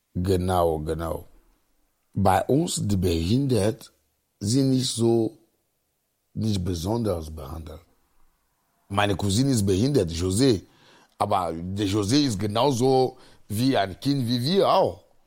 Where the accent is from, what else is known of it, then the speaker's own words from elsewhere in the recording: Agoè, near Lomé, Maritime, Togo; German is a second language; moved away as an adult; now in Cologne, Germany; Ich komme aus Agoy, äh, das ist ein äh, Dorf, 19 Kilometer von Lome ist, unsere Hauptstadt